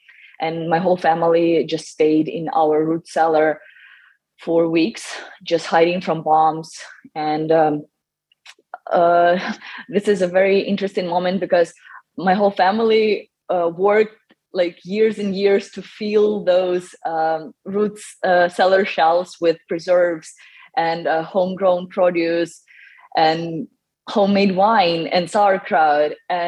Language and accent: English; Snihurivka, Mykolaiv Oblast, Ukraine; moved away; So I was lucky to be born and raised in Ukraine. I was born in the southern part of Ukraine.